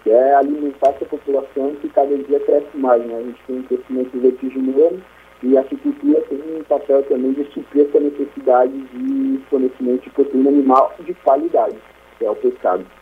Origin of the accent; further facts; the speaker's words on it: Santa Catarina, Brazil; moved away as an adult; now in Maceió, Brazil; eu sou catarinense, assim, nasci e criado em Santa Catarina e hoje eu trabalho em Maceió